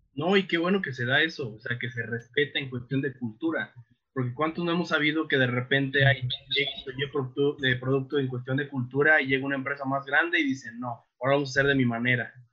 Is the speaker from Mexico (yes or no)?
yes; Mexico; nosotros como mexicanos